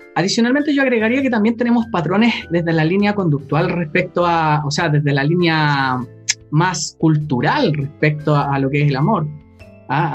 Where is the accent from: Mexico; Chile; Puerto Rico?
Chile; cuando era chico acá en Chile